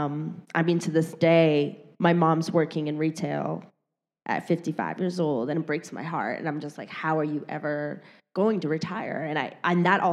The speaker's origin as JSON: {"language": "English", "town": "Detroit", "region": "Michigan", "country": "United States", "tie": "born or raised there", "moved": "as an adult", "lives_now": "New York City, United States", "said": "I was born and raised in Detroit, Michigan"}